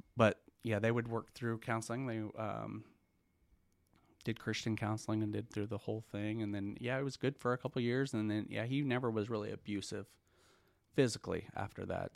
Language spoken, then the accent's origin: English; Broken Arrow, Oklahoma, United States; also born or lived in Tulsa, Oklahoma; born in Tulsa, grew up on the main streets of seventy-first